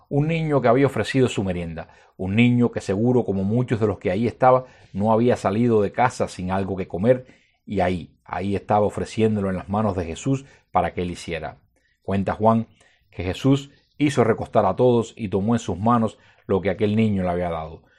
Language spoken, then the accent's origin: Spanish; Cuba; como cubanos y como cristianos